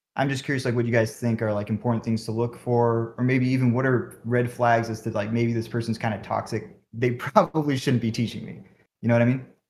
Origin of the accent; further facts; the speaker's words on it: Bay Area, California, United States; I'm from the Bay Area.